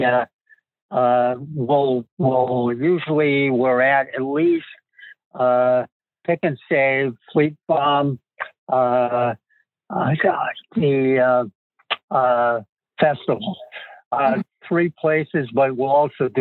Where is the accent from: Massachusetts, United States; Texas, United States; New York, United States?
Massachusetts, United States; accent: Massachusetts; also born or lived in Southbridge, Massachusetts; now in Marshfield, United States; You can tell I'm from Massachusetts by my accent